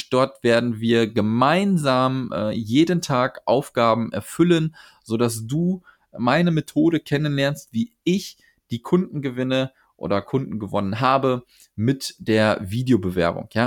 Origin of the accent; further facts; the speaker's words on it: Cologne, North Rhine-Westphalia, Germany; Ich komme aus Köln.